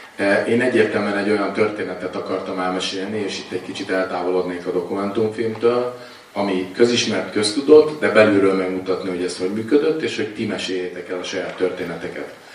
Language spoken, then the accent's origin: Hungarian; Hungary; magyar vagyok